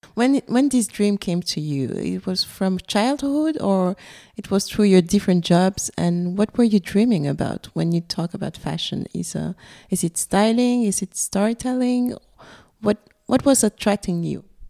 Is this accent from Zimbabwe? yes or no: no; Belgium; also born or lived in Benin; We've we've been raised in Belgium